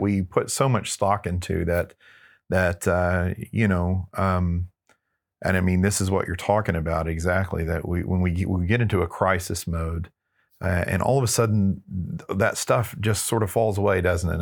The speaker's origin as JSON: {"language": "English", "town": "Texarkana", "region": "Texas", "country": "United States", "tie": "born or raised there", "said": "I grew up in Northeast Texas in Texarkana"}